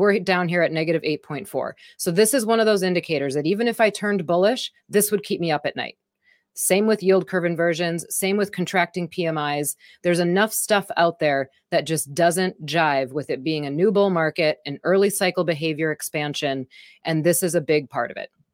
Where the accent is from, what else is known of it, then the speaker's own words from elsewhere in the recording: Wisconsin, United States; I'm from Wisconsin